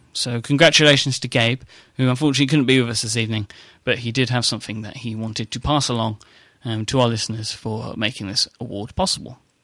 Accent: United Kingdom; accent: British; my strange British accent

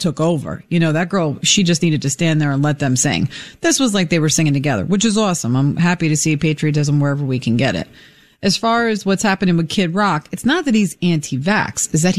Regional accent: New York, United States; moved away; Everybody in the neighborhood knows I'm from New York

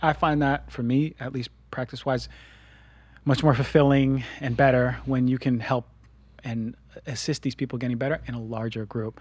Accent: New Jersey, United States; now in Los Angeles, United States; I'm from New Jersey

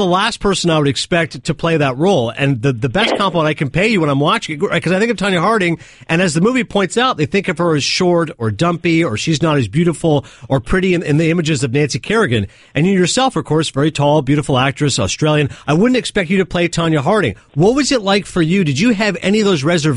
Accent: Canada; I'm Canadian.

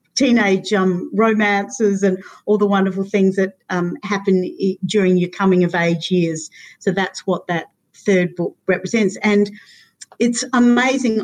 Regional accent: Alice Springs, Northern Territory, Australia; also born or lived in Prague; growing up in Central Australia um, up until age 12

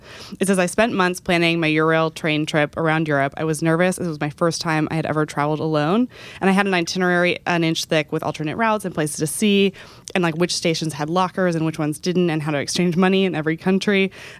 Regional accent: Texas, United States; I grew up in Texas. So for me, going to any other major city, it was an endeavor.

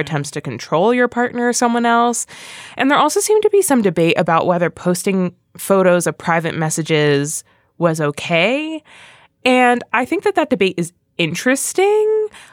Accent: Philadelphia, Pennsylvania, United States; I'm from Philly

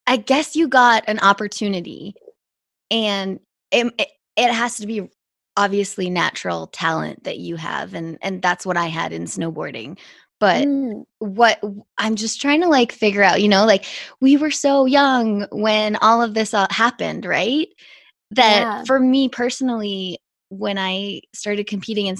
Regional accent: Whistler, British Columbia, Canada; also born or lived in Toronto; I grew up partly in Toronto. In the age of 12, I moved to Whistler

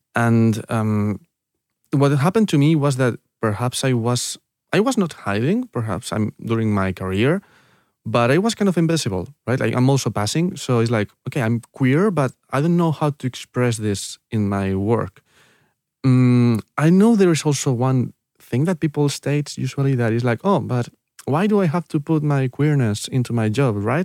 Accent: San Lorenzo de El Escorial, Community of Madrid, Spain; English is a second language; I was born in, uh, in, in San Lorenzo del Escorial. This is a town, uh, near the mountains in Madrid

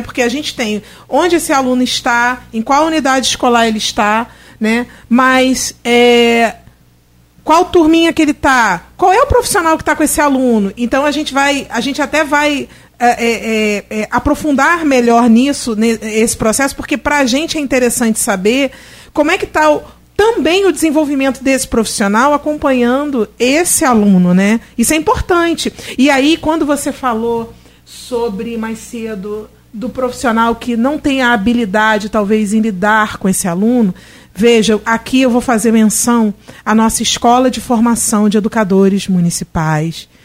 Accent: Rio de Janeiro, Brazil; now in Campos dos Goytacazes, Brazil; eu sou, eu sou é, carioca e tal, eu moro em Campos

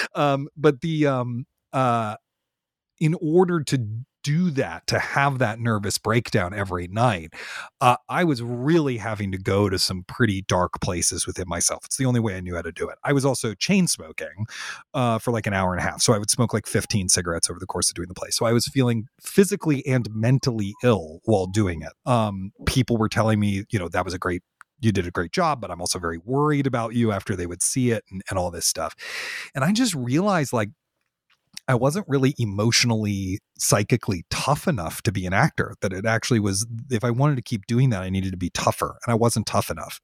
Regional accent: Washington, District of Columbia, United States; I grew up in Washington, D C, which is a great theater town

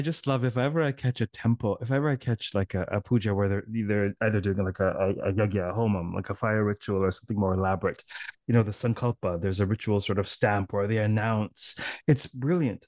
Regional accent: Toronto, Ontario, Canada; I'm from Toronto

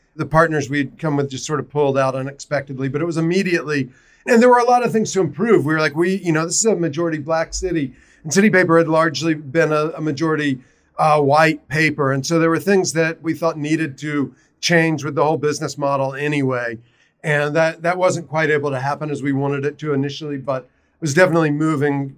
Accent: South Carolina, United States; now in Baltimore, United States; I'm originally from South Carolina.

